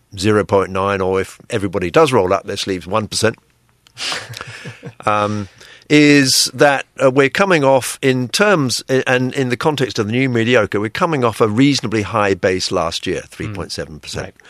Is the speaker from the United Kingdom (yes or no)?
yes; United Kingdom; now in Taiwan; I'm British